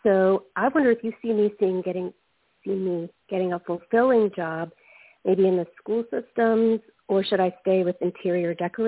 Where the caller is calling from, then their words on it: Virginia, United States; Hi, it's … in Virginia.